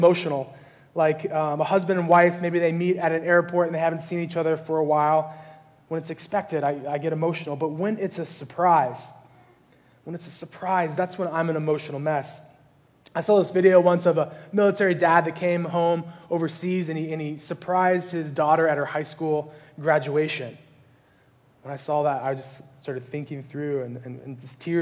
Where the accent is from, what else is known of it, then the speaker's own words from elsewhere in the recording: California, United States; I grew up here in California